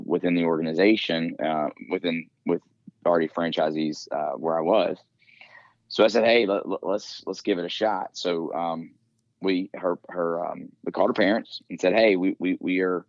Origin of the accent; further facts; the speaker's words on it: Greenville, South Carolina, United States; moved away as an adult; now in Reading, United States; I was born and raised in the northwest corner in Greenville, South Carolina area is my hometown